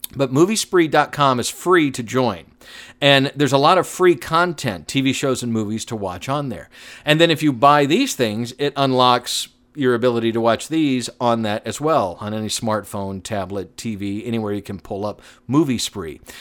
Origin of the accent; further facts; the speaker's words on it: Atlanta, Georgia, United States; Growing up in Atlanta, I used to watch a lot of T B S